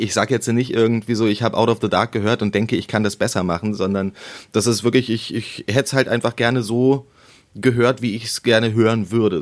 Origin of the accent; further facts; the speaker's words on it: Berlin, Germany; ich bin in Berlin-Köpenick geboren und Köpenick ist zwar der größte Berliner Bezirk